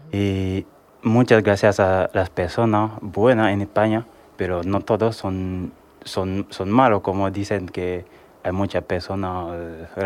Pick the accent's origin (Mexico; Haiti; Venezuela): Haiti; moved away as an adult; now in Spain; tengo 27 años, soy de Haití. De Haití. Eh, llevo aquí en España eh, un año